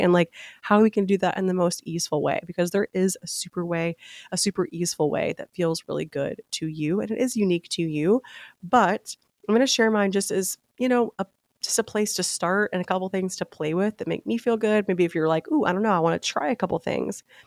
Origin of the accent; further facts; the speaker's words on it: Memphis, Tennessee, United States; moved away as an adult; also born or lived in Nashville, Tennessee; now in Palm Beach, United States; I am from Tennessee, born and raised in Memphis